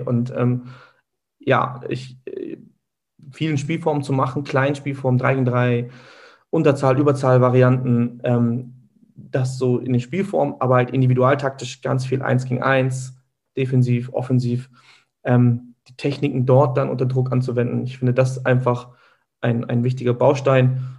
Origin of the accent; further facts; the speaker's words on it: Hamburg, Germany; bin hier in Hamburg geboren. Meine Eltern kommen gebürtig aus der Türkei. Ähm, meine Wurzeln liegen hier im Süden Hamburgs.